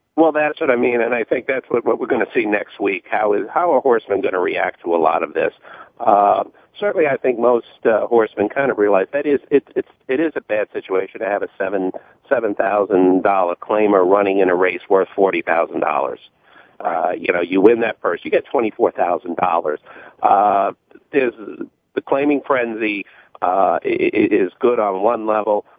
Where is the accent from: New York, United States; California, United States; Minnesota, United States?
New York, United States; New York City; New York native. I grew up in Queens and actually Queens Village